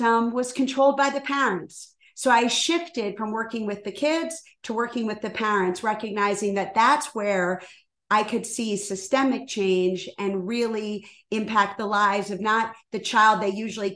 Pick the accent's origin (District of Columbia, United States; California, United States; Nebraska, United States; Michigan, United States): District of Columbia, United States; Washington; moved away as an adult; also born or lived in Rhode Island; now in Chicago, United States; I was born and raised in Washington, D.C.